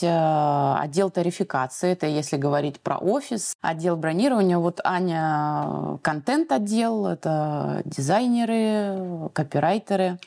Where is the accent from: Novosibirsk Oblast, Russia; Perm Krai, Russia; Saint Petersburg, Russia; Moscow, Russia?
Saint Petersburg, Russia; moved away as an adult; now in Tunisia; Я из города Санкт-Петербург